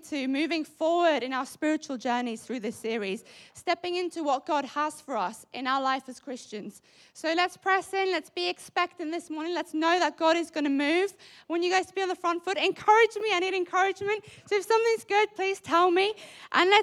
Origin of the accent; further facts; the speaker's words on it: South Africa; now in United Kingdom; as a South African